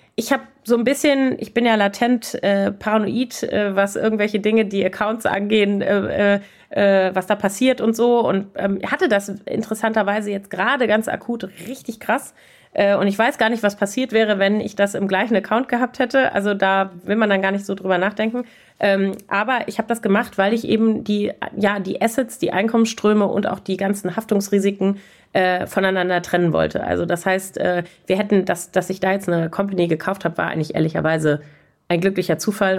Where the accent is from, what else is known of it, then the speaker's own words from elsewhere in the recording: Germany; als Deutsche